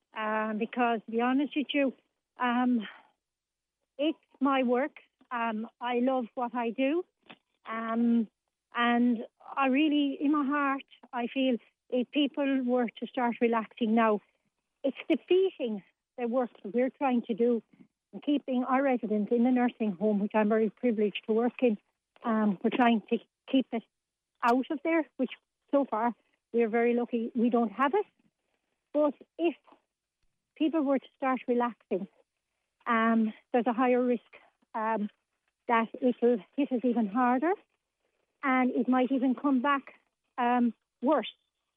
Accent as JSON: {"language": "English", "town": "Limerick", "region": "Munster", "country": "Ireland", "lives_now": "County Limerick, Ireland", "said": "I'm from Limerick originally, myself, living in the county now, and it keeps me in link with what's going on within my hometown."}